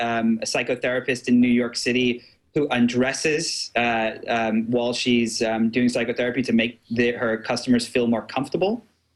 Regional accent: England, United Kingdom; now in United States; I grew up in England

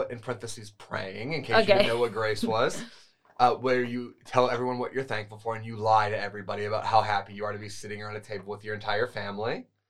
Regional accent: United States

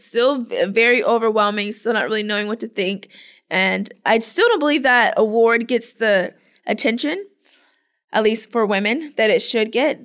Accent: Clearwater, Florida, United States; am from Clearwater, Florida

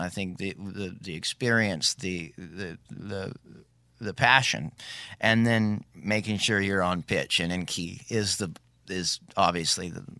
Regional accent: Maui, Hawaii, United States; He lived on Maui, interestingly enough, which I grew up in Maui.

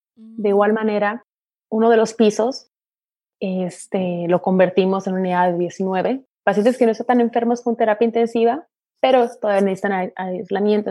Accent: Tijuana, Baja California, Mexico; moved away as an adult; now in Orange County, United States; yo nací, crecí en, en, México, en Tijuana

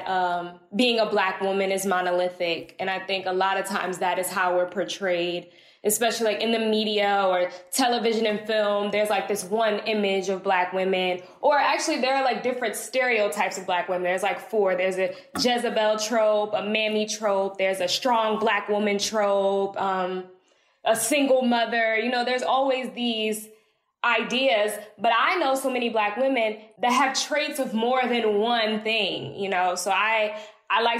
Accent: East Orange, New Jersey, United States; now in Atlanta, United States; I'm from East Orange, New Jersey. Now I live in Atlanta, Georgia

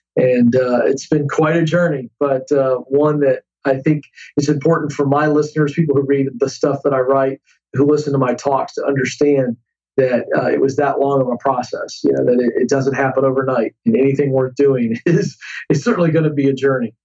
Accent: Tidewater area, east coast of Virginia, United States; now in Franklin, United States; Virginia on the coast, uh, the east coast of Virginia. There is called the Tidewater area.

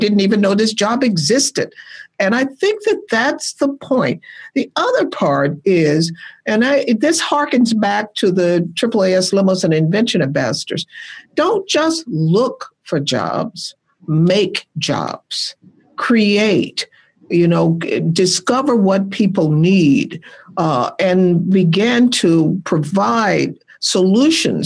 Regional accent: Birmingham, Alabama, United States; moved away as an adult; also born or lived in Seattle, Washington; I was born and raised in Birmingham, Alabama

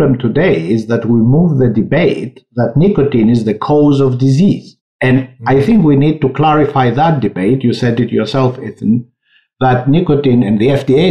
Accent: Greece; moved away; I come from Greece

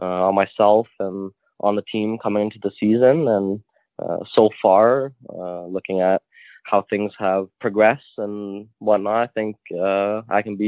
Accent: North Bay, Ontario, Canada; moved away; also born or lived in Toronto / Sweden; I'm obviously from North Bay

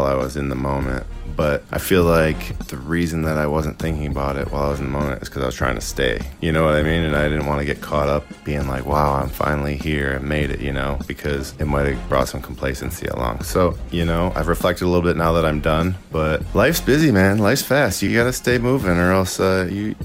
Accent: Philadelphia, Pennsylvania, United States; I'm a Philadelphian

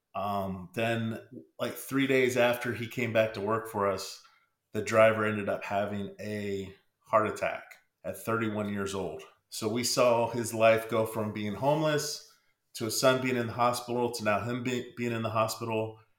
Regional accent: Pennsylvania, United States; I'm originally from Pennsylvania

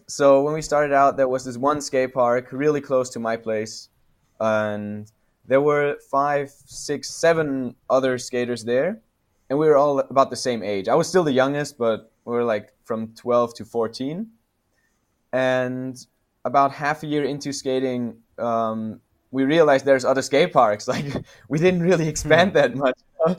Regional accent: west Austria, Austria; now in Vienna, Austria; So I'm not originally from Vienna, but from a small city in the west of Austria, and there was actually a pretty big scene there.

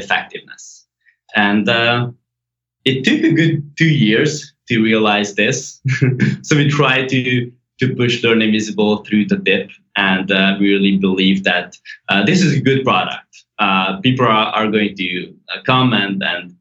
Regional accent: Hungary; English is a second language; So I was born and raised in Hungary.

